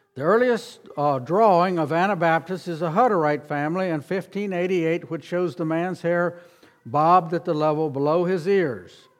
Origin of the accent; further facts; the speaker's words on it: Harrisonburg, Virginia, United States; moved away as an adult; also born or lived in South Carolina; I grew up near Harrisonburg, Virginia